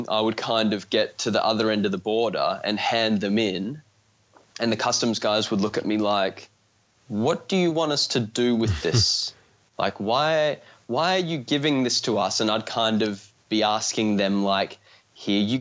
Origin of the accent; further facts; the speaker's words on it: Australia; I'm from Australia